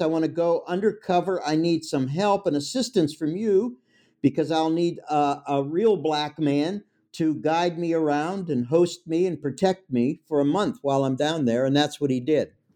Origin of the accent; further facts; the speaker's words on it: Pittsburgh, Pennsylvania, United States; I'm from Pittsburgh. It's my hometown.